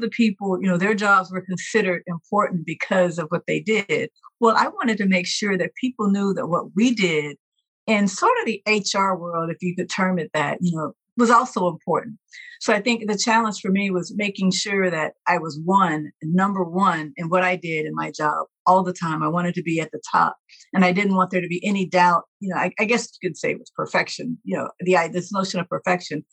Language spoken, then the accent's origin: English; Mississippi, United States; moved away as an adult; I'm originally from Mississippi, got to go back home